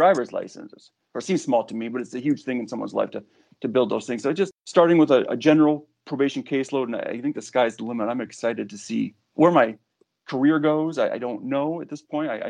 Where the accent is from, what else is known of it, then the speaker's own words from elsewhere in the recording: Kalamazoo, Michigan, United States; moved away as an adult; also born or lived in Texas; born and raised in Kalamazoo